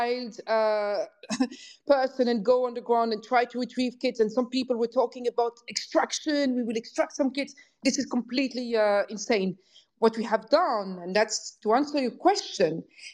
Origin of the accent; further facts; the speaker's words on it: Belgium; now in Netherlands; I'm from Belgium. I live in the Netherlands. I'm not Ukrainian